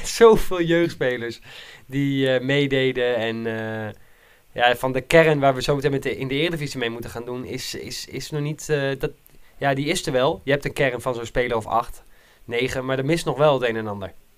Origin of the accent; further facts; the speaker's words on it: Nijkerk, Gelderland, Netherlands; ik was vroeger toen ik in Nijkerk opgroeide